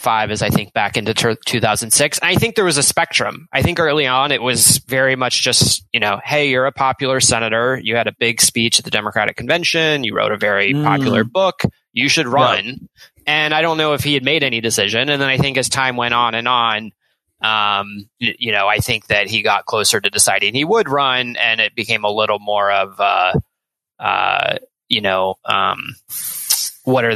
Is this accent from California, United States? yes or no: no; Richmond, Virginia, United States; I grew up in Richmond, Virginia